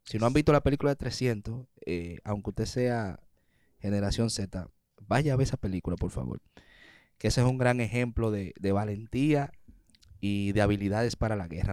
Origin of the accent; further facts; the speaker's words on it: Dominican Republic; logramos como dominicanos